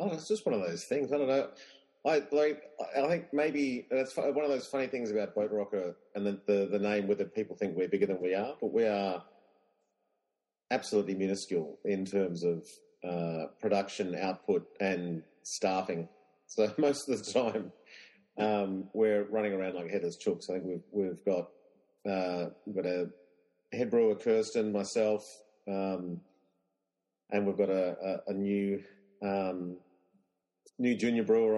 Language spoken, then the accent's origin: English; Australia; I'm an Englishman. I'm an Australian, but my dad is English and my mum is Australian but of Irish descent.